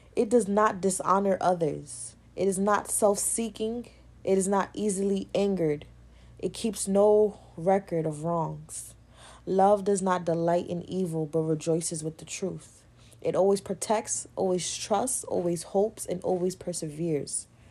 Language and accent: English; New York, United States; I'm from New York